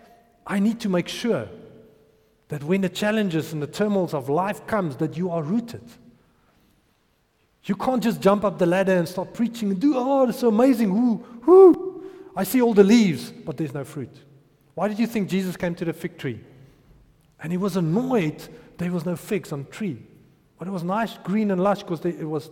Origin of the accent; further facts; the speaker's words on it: Potchefstroom, North West, South Africa; I grew up in Potch